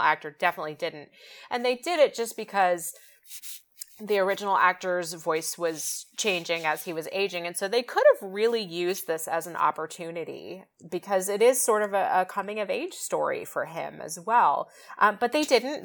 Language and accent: English; West Coast, United States; I grew up on the West Coast